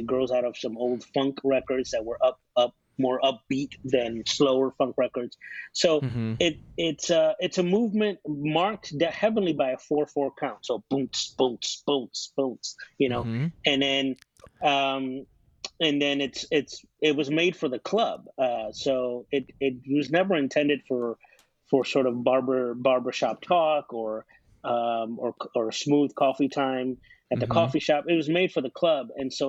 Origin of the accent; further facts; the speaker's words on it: Chicago, Illinois, United States; You know, I grew up in Chicago. Chicago is the birthplace of house music.